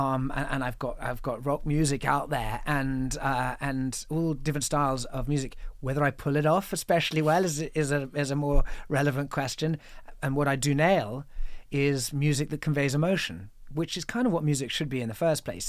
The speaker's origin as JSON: {"language": "English", "region": "England", "country": "United Kingdom", "said": "I'm an English man who went to a boarding school, sent to boarding school when I was seven"}